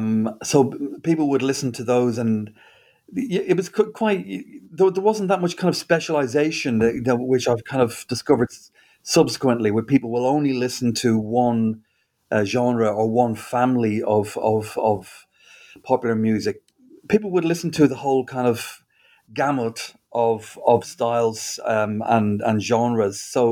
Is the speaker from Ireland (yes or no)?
yes; Dublin, Leinster, Ireland; moved away as an adult; That's right, Jess. I grew up in Dublin, and I lived there until I was about 20.